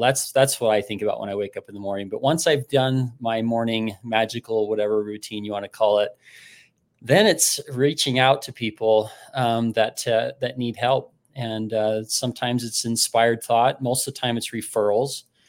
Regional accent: Utah, United States; moved away as an adult; also born or lived in Missouri / Nashville, Tennessee

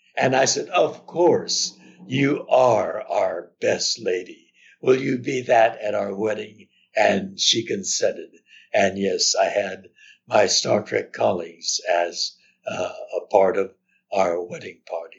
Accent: Los Angeles, California, United States; I'm the only one who was born and raised in Los Angeles. I have a responsibility as a native Angelino

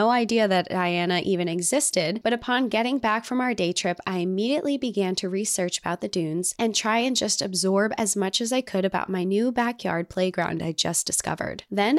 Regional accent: Indiana, United States; also born or lived in Arizona; Like I said, I grew up in Indiana, but had never been to the dunes while growing up.

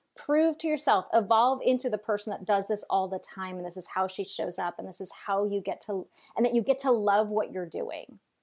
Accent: Long Island, New York, United States; I'm from Long Island, so I took trains every, every day to New York, to, to Manhattan to work.

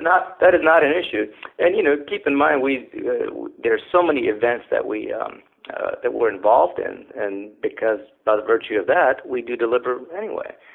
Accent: California, United States; moved away as an adult; now in Alexandria, United States; I grew up in California, as a teenager

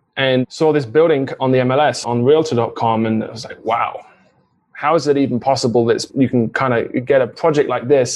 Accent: England, United Kingdom; moved away as an adult; now in United States; I was born and raised in England, but moved to the US to get married.

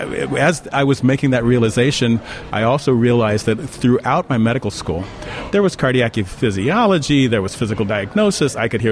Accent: Chicago, Illinois, United States; South side of Chicago.

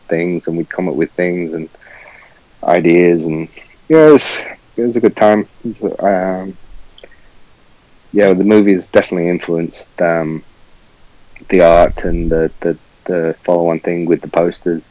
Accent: Manchester, North West England, United Kingdom; moved away; Manchester will always be my home

